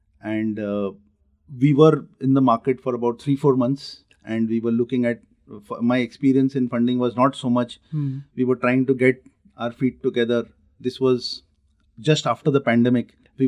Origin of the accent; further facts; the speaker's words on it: Nagpur, Maharashtra, India; So I am from Nagpur.